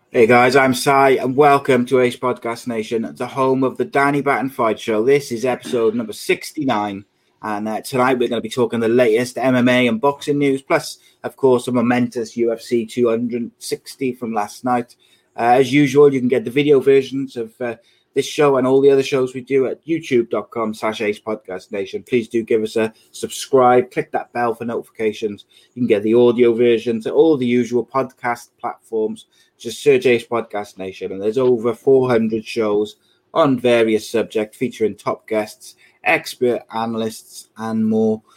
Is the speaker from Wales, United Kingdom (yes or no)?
yes; Wales, United Kingdom; as a Welshman and a Brit